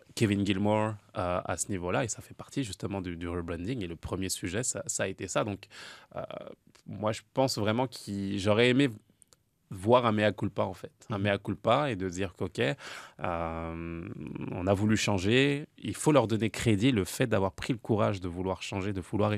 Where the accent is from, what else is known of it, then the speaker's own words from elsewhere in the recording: France; en tant que Français